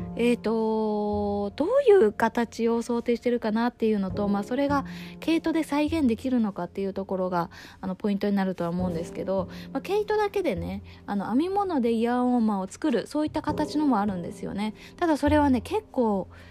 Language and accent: Japanese; Izu Oshima, Tokyo, Japan; 私が、えー、生まれ育った、えー、伊豆大島の小さな村に